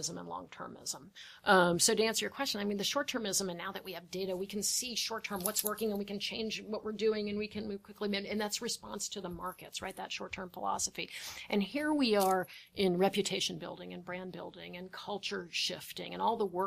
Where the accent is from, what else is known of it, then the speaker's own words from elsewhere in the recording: United States; I'm an American